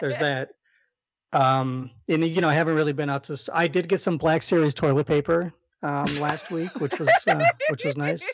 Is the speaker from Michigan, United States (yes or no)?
no; Chicago, Illinois, United States; accent: Chicago